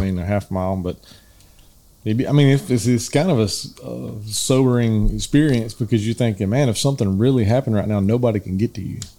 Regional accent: the South, United States; We're from the South

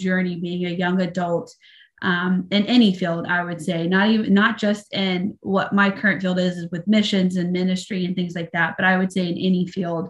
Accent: the South, United States; moved away; I grew up in the South

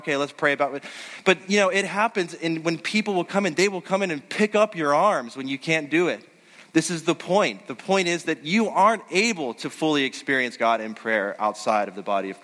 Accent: Western Pennsylvania, United States; I grew up in Western Pennsylvania

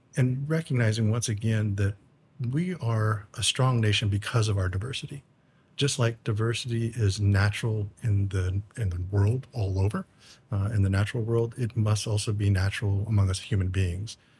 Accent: Umatilla Indian Reservation, Northeast Oregon, United States; moved away as an adult; also born or lived in Virginia Beach / Southwest Arizona; I come from the Confederate tribes, the Umatilla Indian Reservation in what is now Northeast Oregon

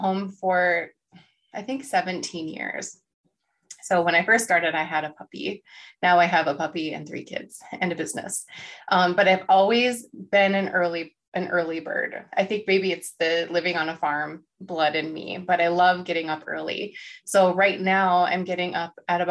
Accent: North Dakota, United States; I'm from North Dakota

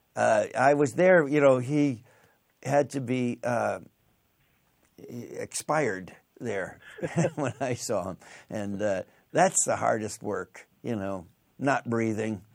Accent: Western New York State, United States; I'm from Western New York State

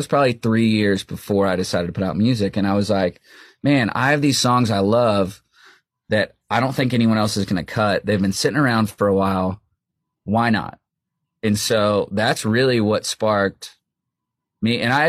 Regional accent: Buffalo, New York, United States; moved away; I'm from Buffalo, New York.

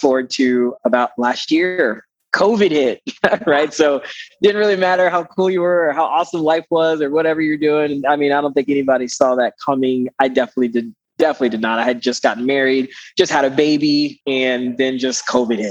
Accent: Panama; now in Greenville, United States; I live in Greenville, South Carolina. And I am originally from Panama, Central America

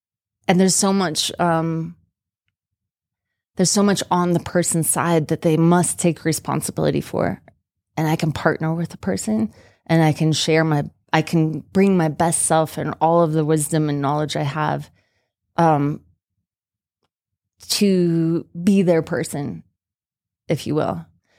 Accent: Utah, United States; when people found out that I was from Utah and that I had been a biologist for 5 years in southern Utah

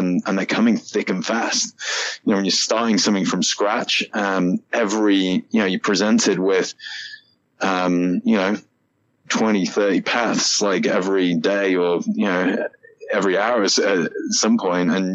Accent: United Kingdom; moved away as an adult; now in United States; I'm also British

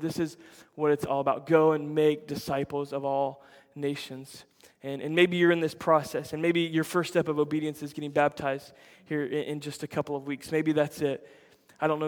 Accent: United States; we Americans

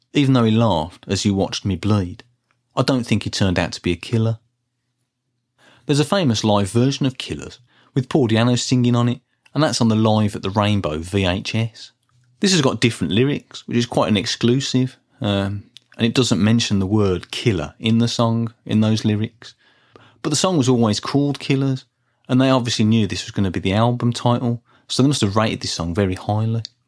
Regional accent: Birmingham, West Midlands, United Kingdom; when I was growing up in Birmingham in the nineteen eighties

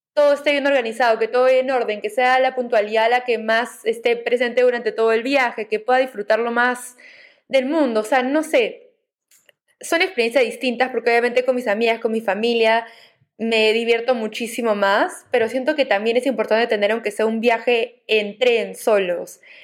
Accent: Peru; moved away as an adult; also born or lived in Navarra, Spain; en mi país de origen, ¿no? Que es Perú

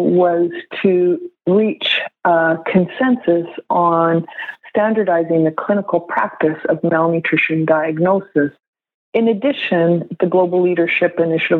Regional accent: Canada; I'm Canadian, and we use the subjective global assessment as a tool.

